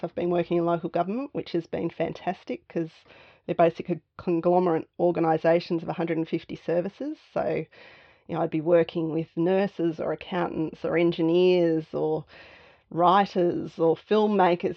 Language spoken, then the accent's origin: English; Canberra, Australian Capital Territory, Australia; moved away as an adult; also born or lived in Melbourne; So I grew up in Canberra. So, moving to Melbourne in my early 20s